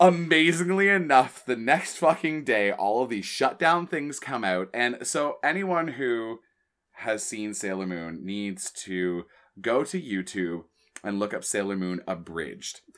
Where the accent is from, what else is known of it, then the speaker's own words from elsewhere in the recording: Canada; being a Canadian